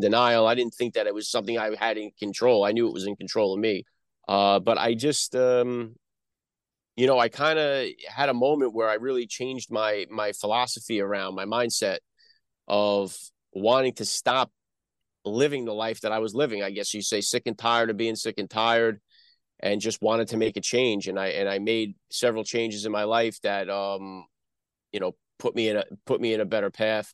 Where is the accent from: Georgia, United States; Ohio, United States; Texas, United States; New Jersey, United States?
New Jersey, United States; accent: Northeast; also born or lived in Bronx, New York; I'm born in the Bronx, New York. I grew up, uh, in, uh, North Jersey.